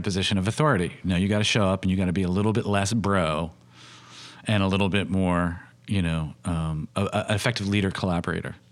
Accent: United States; I'm doing it as an American filmmaker working in a, in a U K perspective

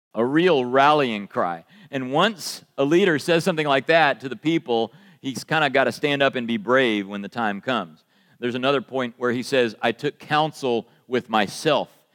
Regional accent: United States; accent: American; my American accent

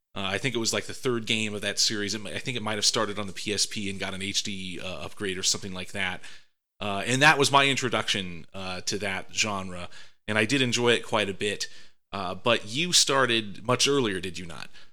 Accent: Northwest Ohio, United States; my hometown in Northwest Ohio

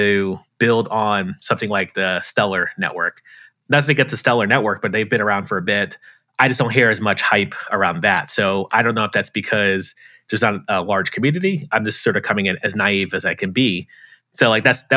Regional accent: Tampa, Florida, United States; I'm from Tampa, Florida.

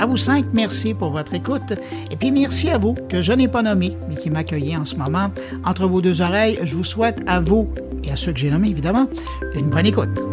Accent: Quebec, Canada; par chez nous à Québec

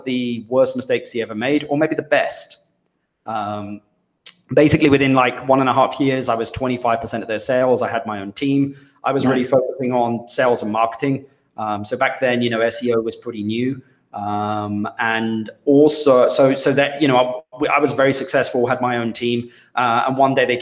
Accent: London, United Kingdom; moved away as an adult; also born or lived in Minnesota; now in Costa Rica; I was from London

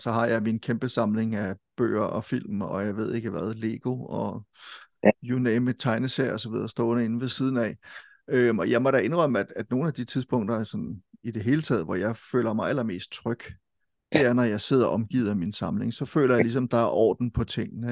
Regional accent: Silkeborg, Central Denmark Region, Denmark; Folkebibliotek i Silkeborg, ja. hvor jeg kommer fra

